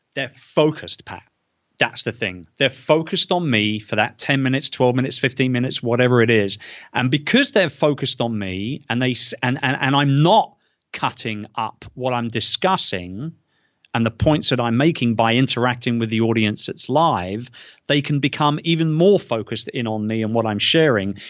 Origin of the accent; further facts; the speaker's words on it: United Kingdom; as a Brit